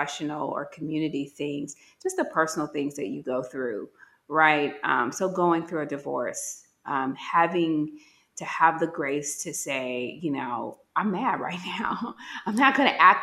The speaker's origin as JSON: {"language": "English", "town": "Gary", "region": "Indiana", "country": "United States", "moved": "as an adult", "said": "I'm from Gary, Indiana, very urban."}